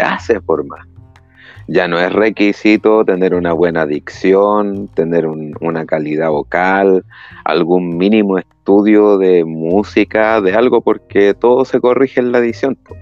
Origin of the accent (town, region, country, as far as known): Chile